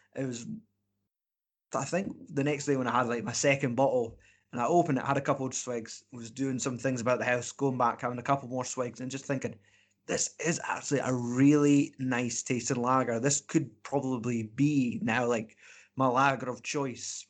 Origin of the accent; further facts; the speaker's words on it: Scotland, United Kingdom; we're Scottish